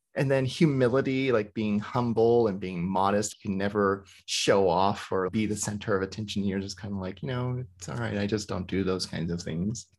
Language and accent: English; the rural South, United States; I grew up in the rural South.